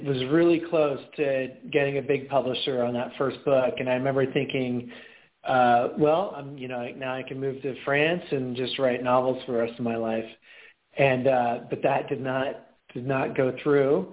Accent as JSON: {"language": "English", "region": "Pacific Northwest", "country": "United States", "tie": "born or raised there", "moved": "as an adult", "said": "I grew up in the Pacific Northwest and then, moved to a bunch of different cities over the course of many years, and then I'm back in the Pacific Northwest. So I live in Seattle"}